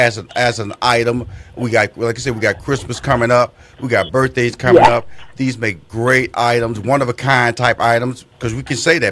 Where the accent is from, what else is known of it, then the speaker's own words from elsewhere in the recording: Houston, Texas, United States; Now, I'm also from Fifth Ward, Texas. And Fifth Ward, Texas is one of those underserved communities that you reference